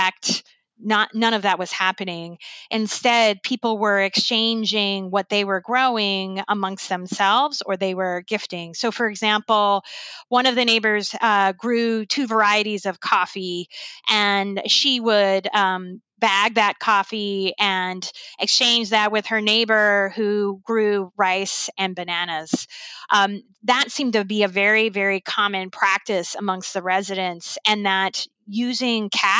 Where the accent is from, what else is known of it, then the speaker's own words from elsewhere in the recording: United States; as an American